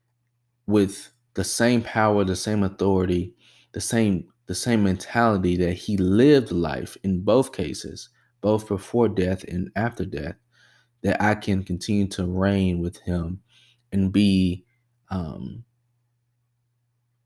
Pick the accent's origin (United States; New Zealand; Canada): United States; the South; as African Americans, especially growing up in the South, we're very well versed with God